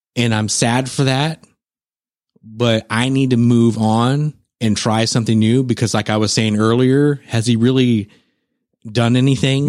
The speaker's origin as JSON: {"language": "English", "town": "San Antonio", "region": "Texas", "country": "United States", "tie": "born or raised there", "said": "my hometown"}